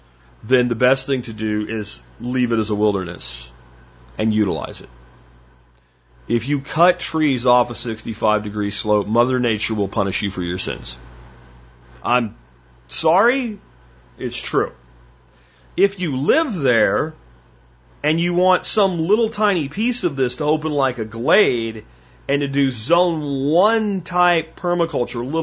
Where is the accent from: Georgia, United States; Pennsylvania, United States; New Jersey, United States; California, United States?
Pennsylvania, United States; now in Texas, United States; where I grew up in Pennsylvania